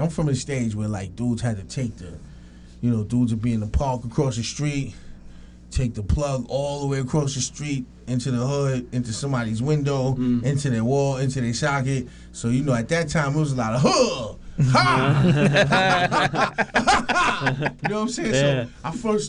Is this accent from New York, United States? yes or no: yes; New York City, New York, United States; I grew up in Queens, officially a Queens native